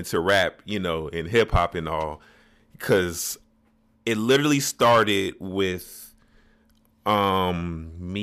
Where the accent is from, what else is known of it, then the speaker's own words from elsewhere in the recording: Chicago, Illinois, United States; growing up in the Shy